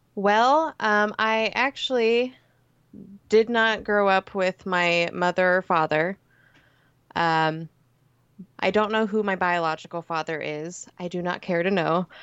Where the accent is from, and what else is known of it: Lafayette, Indiana, United States; born or raised there